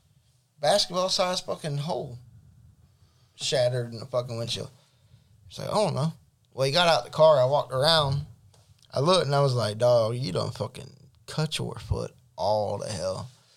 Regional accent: Alabama, United States; I'm from Alabama, dog.

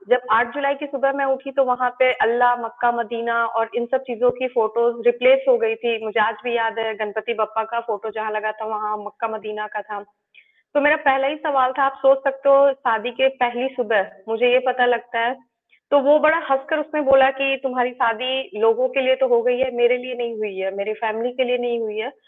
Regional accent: Ranchi, Jharkhand, India; क्योंकि मैं रांची की रहने वाली हूँ और उसका जो घर था वो भी रांची में ही था

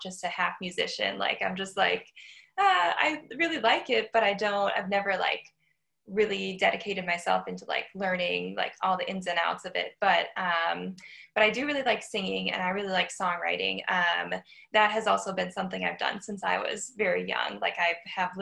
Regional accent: Waukesha, Wisconsin, United States; I've always lived in Waukesha, and I'll be here for a little while at least.

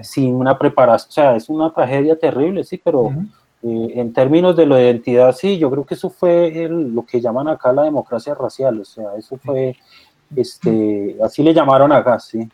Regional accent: Colombia

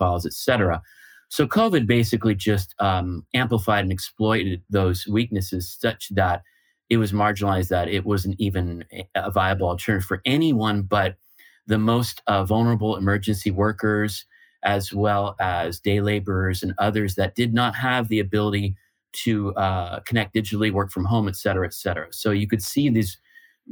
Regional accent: United States; moved away as an adult; now in Lisbon, Portugal; I'm an American based in Lisbon, Portugal

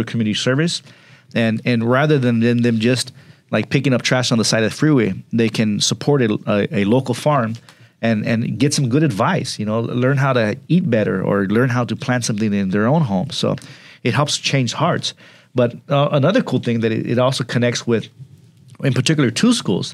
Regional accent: Pomona, California, United States; growing up in Pomona and working in Pomona for some years

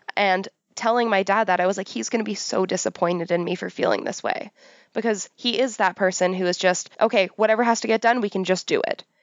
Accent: Pickering, Ontario, Canada; I grew up on the outskirts of Toronto. I grew up in Pickering.

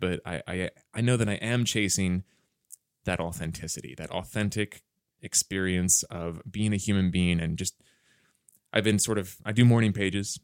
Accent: Wayne, Pennsylvania, United States; moved away as an adult; also born or lived in Bryn Mawr, Pennsylvania; now in Los Angeles, United States; I grew up in a, in a small suburb, uh, of Philadelphia called Wayne

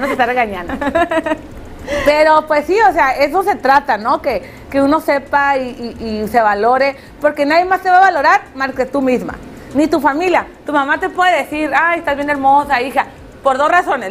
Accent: Tijuana, Baja California, Mexico; nuestra ciudad

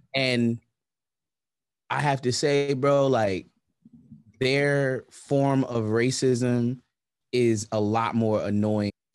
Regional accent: New York City, New York, United States; I'm from Brownsville

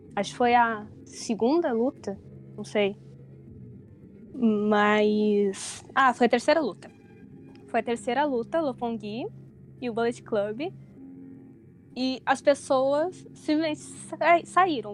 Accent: Porto Alegre, Rio Grande do Sul, Brazil; moved away as an adult; now in Tokyo, Japan; eu tenho 27 anos, eu sou de Porto Alegre

